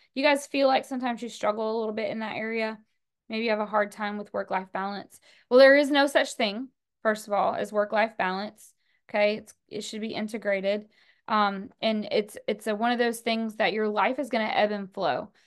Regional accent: the South, United States; I'm from the South

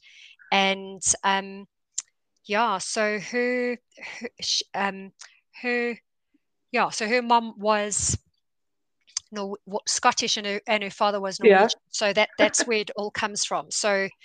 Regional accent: South Africa; first language English; also born or lived in Johannesburg; I'm a South African, born and bred, fourth generation.

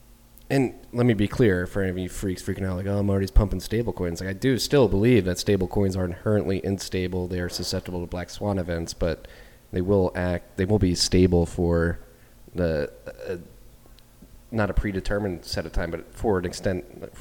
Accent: Philadelphia, Pennsylvania, United States; somebody who's grown up American, as American as you can get, born in Philadelphia

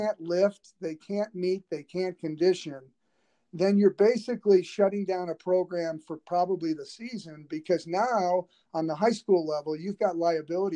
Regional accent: Southern California, United States; also born or lived in Los Angeles; growing up in Southern California, I attended John Wooden's summer basketball camp. And I was living in Los Angeles

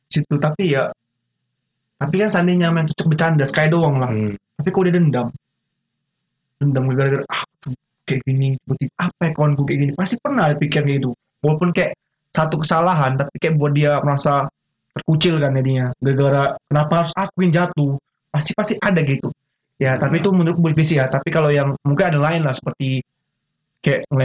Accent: Java, Indonesia; lebih maju kok bisa dibilang ya gara-gara aku dari Jawa kan lebih hmm. maju

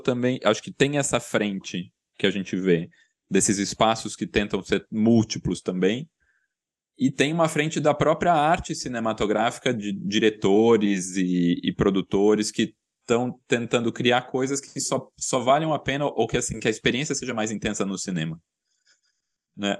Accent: Itu, São Paulo, Brazil; minha infância foi em Itu, no interior de São Paulo

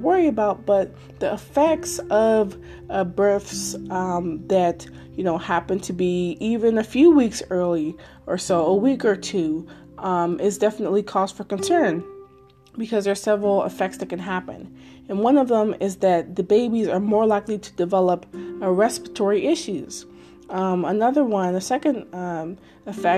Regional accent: Maryland, United States; Maryland, my home state, and where I live

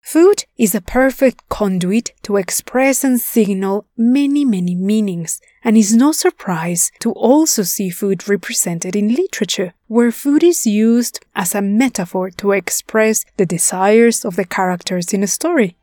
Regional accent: Puebla, Mexico; here in my hometown of Puebla, Mexico

